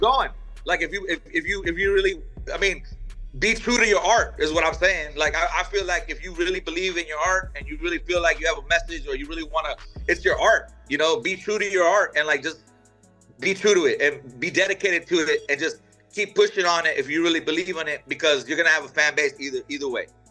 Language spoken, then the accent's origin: English; Houston, Texas, United States; H-Town, baby, born and raised